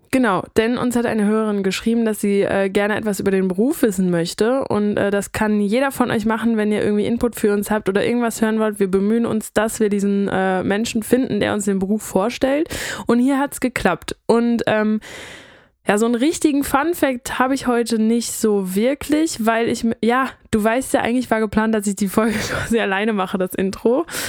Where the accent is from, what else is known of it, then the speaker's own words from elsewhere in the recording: North Rhine-Westphalia, Germany; Wir kommen aus NRW